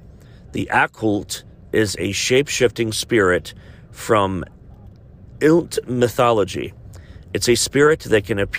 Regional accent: Chillicothe, Ohio, United States; my hometown of Chillicothe, Ohio.

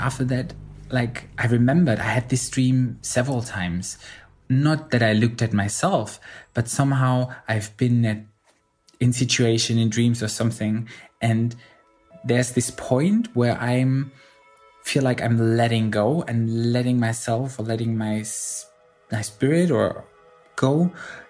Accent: Berlin, Germany; I'm 35 years old and I'm from Berlin, Germany

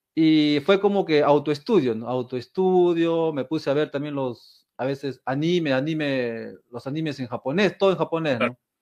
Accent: Peru; now in Japan; Soy peruano

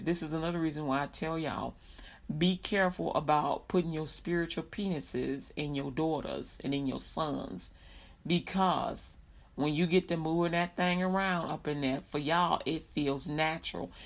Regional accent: Chicago, Illinois, United States; I grew up in Chicago, Illinois

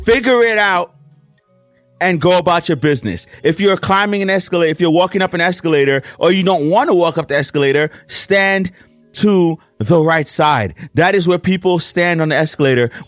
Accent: New York City, New York, United States; I'm a New Yorker

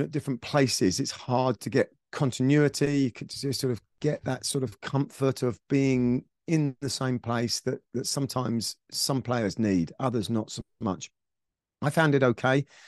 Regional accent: Surrey, South East England, United Kingdom; a very privileged, um, um, um, background growing up in Surrey

